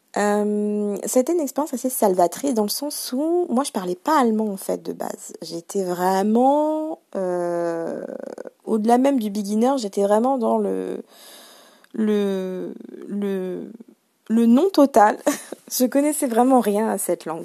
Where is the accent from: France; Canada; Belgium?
France; first language French; quand on est français, on ne fournit pas tant d'efforts que ça puisque c'est notre langue maternelle